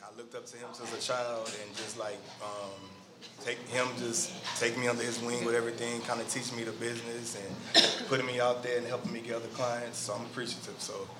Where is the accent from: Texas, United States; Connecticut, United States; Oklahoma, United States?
Texas, United States; Houston; also born or lived in Opelousas, Louisiana; my family came from a small town called Opelousas, Louisiana, and then I grew up in Houston.